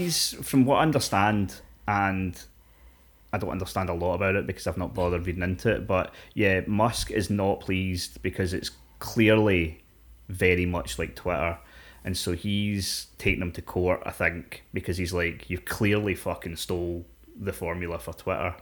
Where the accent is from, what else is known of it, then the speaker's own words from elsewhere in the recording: Scotland, United Kingdom; We're fucking Scottish.